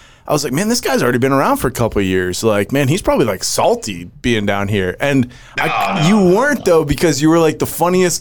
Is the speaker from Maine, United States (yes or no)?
yes; Maine, United States; I'm from Maine.